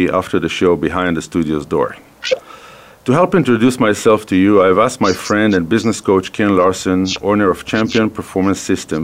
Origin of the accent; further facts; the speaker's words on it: Haifa, Haifa District, Israel; accent: Israeli; English is a second language; moved away as an adult; now in Calgary, Canada; I'm originally from Israel. The accent is an Israeli accent, born, raised in Israel